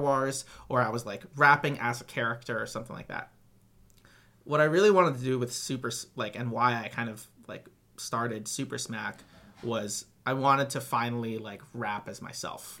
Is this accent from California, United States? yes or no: yes; Southern California, United States; also born or lived in Gilbert, Arizona; from 10 to 18, and then I left for high school, I lived in Southern California